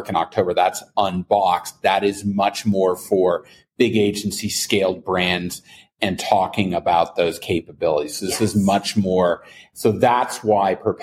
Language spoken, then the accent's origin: English; Canada; now in New Haven, United States; I'm a Canadian expat